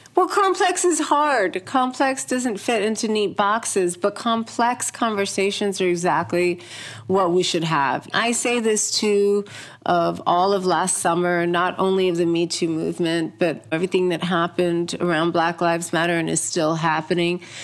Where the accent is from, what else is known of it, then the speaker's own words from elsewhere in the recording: New York, United States; also born or lived in India; I came here from India when I was four, and I've been raised pretty much in America, mostly in New York